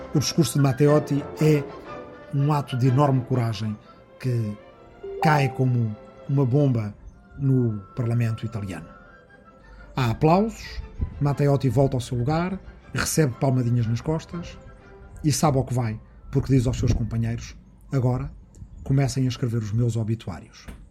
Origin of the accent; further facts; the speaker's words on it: Arrifana, Santarém District, Portugal; na minha aldeia de Arrifana, no Ribatejo